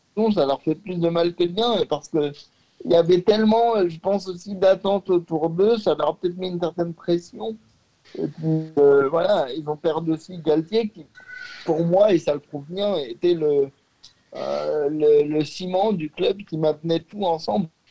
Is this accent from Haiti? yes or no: no; Lyon, Auvergne-Rhône-Alpes, France; je suis lyonnais